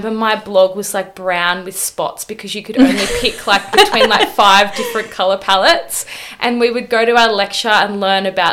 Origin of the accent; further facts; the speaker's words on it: Gold Coast, Queensland, Australia; now in Melbourne, Australia; I'm from the Gold Coast. So I grew up in Burleigh Heads, which couldn't be more different to Melbourne